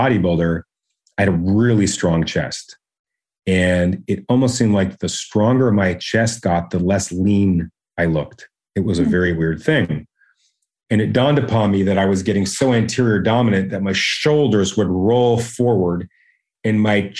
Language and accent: English; Canada; because I'm Canadian, I go by metrics